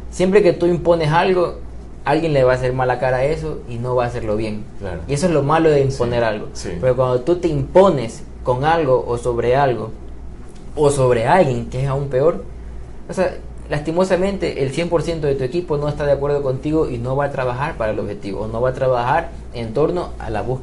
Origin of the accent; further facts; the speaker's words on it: Ecuador; vivimos en New York, o sea, no somos nadie de esas personas, somos ecuatorianos, somos guayaquileños, manabas, quiteños, lojanos